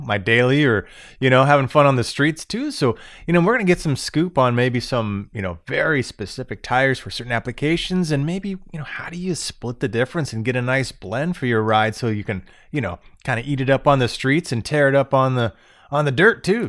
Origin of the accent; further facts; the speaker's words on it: Florida, United States; moved away as an adult; now in Michigan, United States; Born and raised in Florida my whole life, I moved up to Michigan